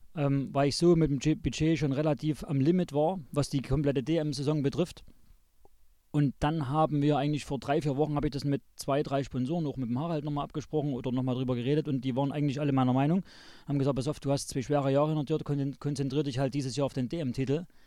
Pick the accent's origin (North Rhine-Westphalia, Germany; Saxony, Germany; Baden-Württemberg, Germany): Saxony, Germany; Zschopau; also born or lived in Chemnitz (Karl-Marx-Stadt); bin aufgewachsen hier in Schopau